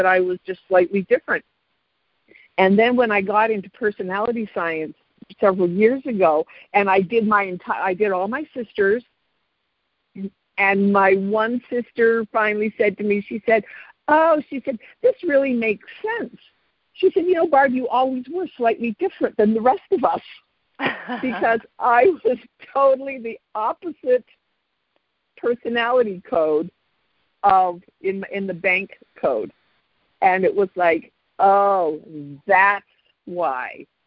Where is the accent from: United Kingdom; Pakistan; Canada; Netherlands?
Canada; moved away as an adult; also born or lived in Chicago area, United States; now in Chicago, United States; I am originally Canadian